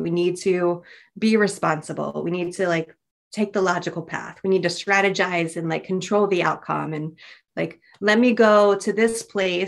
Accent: United States; I'm definitely American.

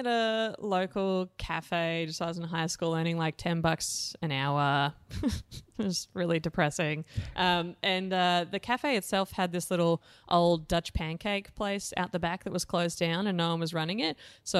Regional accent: Blue Mountains, New South Wales, Australia; So I grew up in the Blue Mountains in New South Wales. My dad was a railway engineer and my mom was a creative arts teacher at the local primary school.

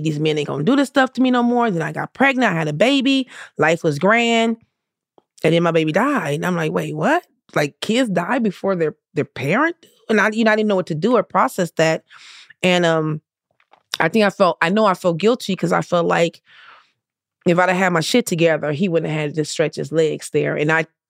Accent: Compton, California, United States; I grew up in the hood. I grew up in Compton.

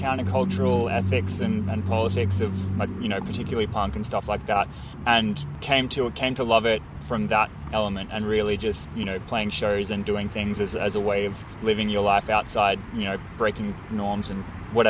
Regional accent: Brisbane, Queensland, Australia; also born or lived in Sydney; I was born in Sydney, but I've been in Brisbane since I was 5.

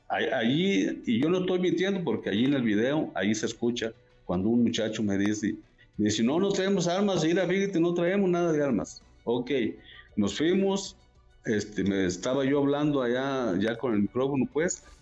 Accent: La Ruana, Michoacán, Mexico; ahí lo que es mi pueblo, La Ruana, y parece que todo el municipio de Buenavista, ahí ya están cortando bien

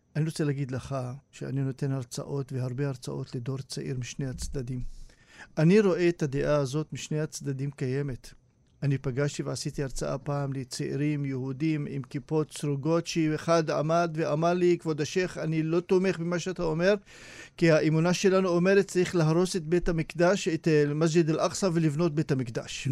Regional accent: Hurfeish, Northern District, Israel; מכפר חורפיש, שאני גר ונולדתי שם

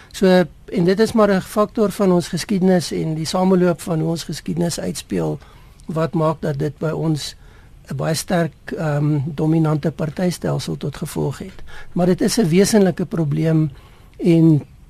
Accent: South Africa; 'n mens as Suid-Afrikaners

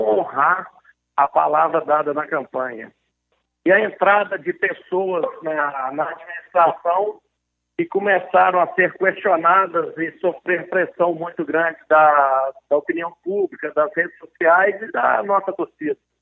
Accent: Belo Horizonte, Minas Gerais, Brazil; Eu nasci na, na Avenida Augusto de Lima, no Barro Preto

